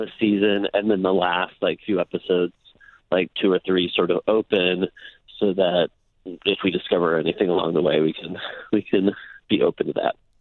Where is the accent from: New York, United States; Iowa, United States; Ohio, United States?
Iowa, United States; moved away; growing up in Iowa